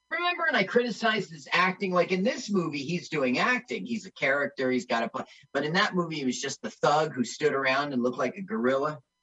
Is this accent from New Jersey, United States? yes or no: yes; East Orange, New Jersey, United States; I grew up in East Orange